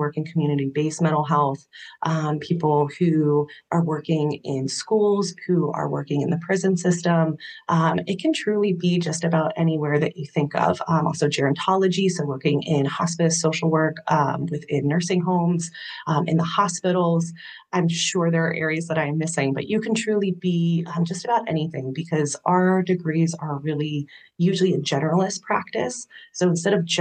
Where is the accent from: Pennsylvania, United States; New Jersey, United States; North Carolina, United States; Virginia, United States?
Pennsylvania, United States; Camp Hill; I am from Camp Hill, Pennsylvania, so right outside Harrisburg. My family's lived here for quite a little bit. My family was military before I was born, so my siblings, my family's lived all over, but I've grown up here